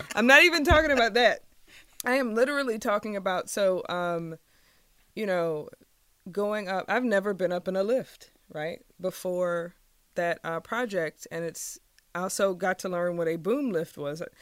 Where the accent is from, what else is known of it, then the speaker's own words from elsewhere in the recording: Richmond, Virginia, United States; moved away as an adult; also born or lived in Maryland/Washington, D.C. area; I grew up in Richmond, and so coming back to Richmond after being away from, for a while